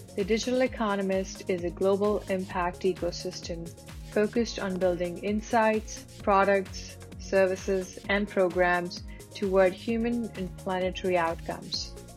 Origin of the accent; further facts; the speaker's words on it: Bangladesh; moved away as an adult; also born or lived in England / Silicon Valley, United States; I am from Bangladesh. I was born in Bangladesh, and then I lived in Bangladesh and, and England